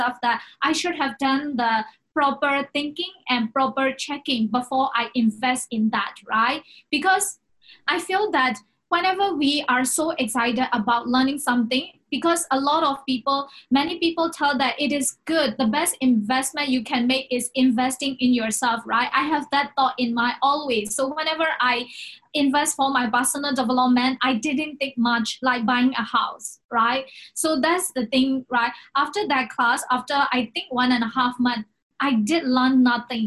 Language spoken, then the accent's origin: English; Myanmar; now in Hong Kong; I came from Myanmar